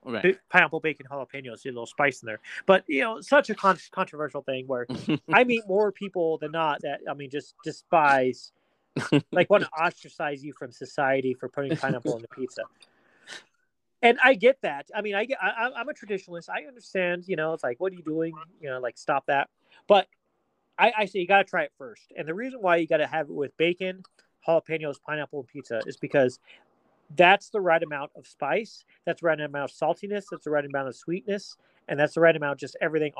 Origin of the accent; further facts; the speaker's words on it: Pueblo, Colorado, United States; growing up in Pueblo